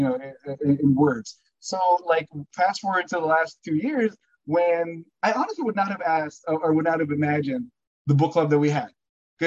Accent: Burbank, California, United States; growing up in Burbank.

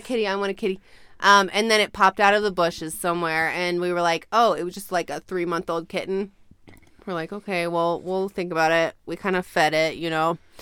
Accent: Ojai, California, United States; born or raised there

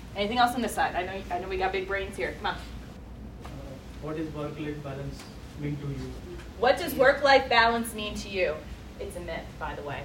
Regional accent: New Jersey, United States; New Jersey, my home state.

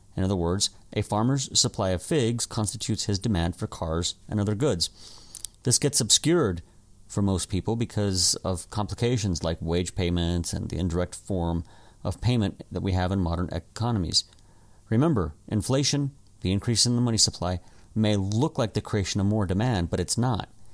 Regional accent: desert Southwest, United States; my hometown

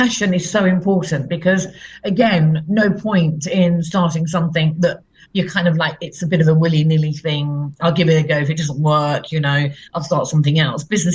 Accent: Leicester, East Midlands, United Kingdom; moved away; also born or lived in London; I come from Leicester, and I moved from Leicester to London

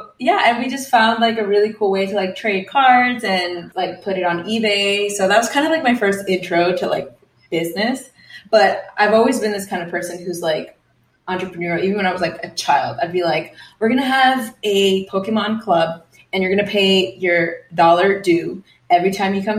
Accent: New York City, New York, United States; moved away as an adult; now in Los Angeles, United States; I was born and raised in Queens, New York, and I've lived there for most of my life.

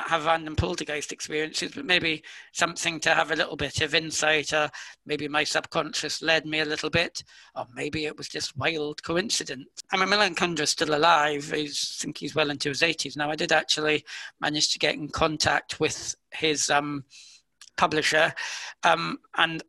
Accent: United Kingdom; I'm British

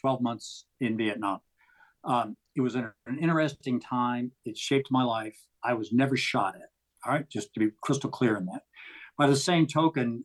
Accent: Walnut Creek, California, United States; I grew up in the San Francisco Bay Area in a little town called Walnut Creek.

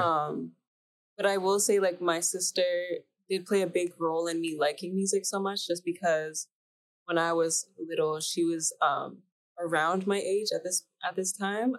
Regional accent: Mississauga, Ontario, Canada; so I grew up in Canada, Ontario, Mississauga.

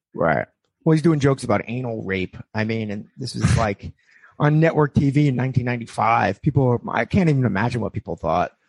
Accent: New York, United States; I grew up in New York too.

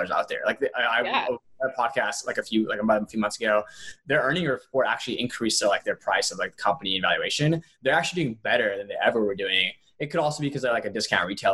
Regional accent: Atlanta, Georgia, United States; I grew up in Atlanta, where like Coke is headquartered

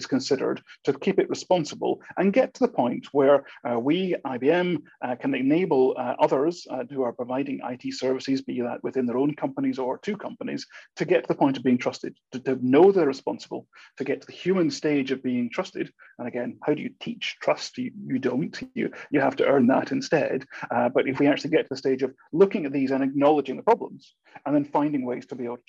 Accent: Scotland, United Kingdom; accent: Scottish; I'm a Scotsman, as my accent may or may not be coming out across too strongly these days. It depends how often I've been back to Scotland to determine this.

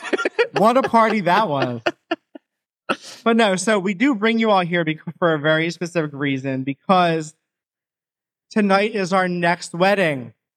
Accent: Philadelphia, Pennsylvania, United States; I'm 39. I'm a Capricorn from Northeast Philadelphia.

